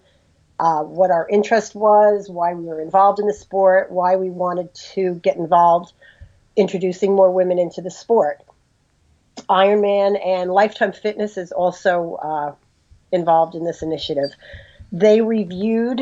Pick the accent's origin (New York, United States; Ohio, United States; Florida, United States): New York, United States; New York City; moved away as an adult; now in New Jersey, United States; I'm originally from Brooklyn, New York. I lived there for a good part of my life. Now I live in New Jersey